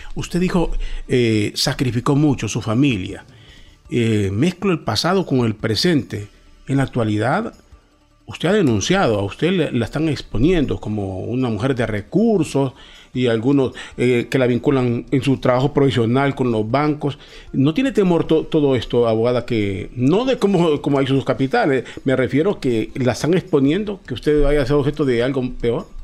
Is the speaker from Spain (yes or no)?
no; Honduras; los hondureños